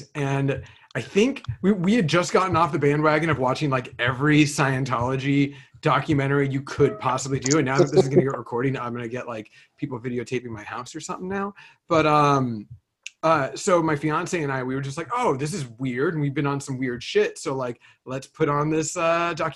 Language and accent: English; Bay Area, California, United States; I grew up in the Bay Area in California